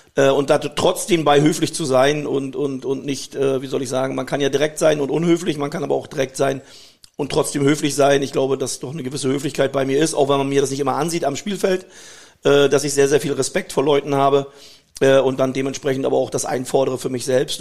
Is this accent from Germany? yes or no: yes; Germany; Ich bin in der DDR groß geworden, das hat mir sehr, sehr viel gebracht